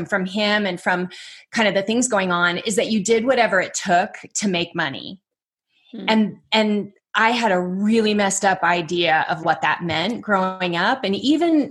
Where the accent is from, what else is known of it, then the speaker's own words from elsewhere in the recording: Dublin, California, United States; also born or lived in Oakland, California; I was born in Oakland, but we were in Dublin.